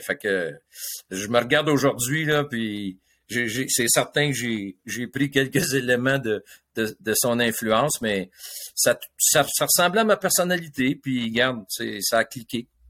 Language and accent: French; Le Moyne, Quebec, Canada; j'étais un petit gars de ville le sur la rive sud